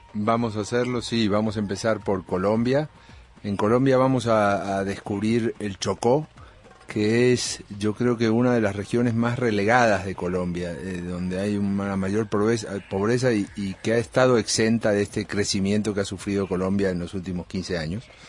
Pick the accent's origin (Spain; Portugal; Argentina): Argentina; por ser argentino